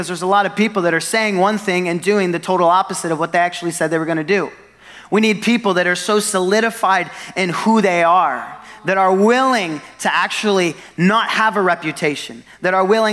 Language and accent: English; Northwest Arkansas, United States; we're from Northwest Arkansas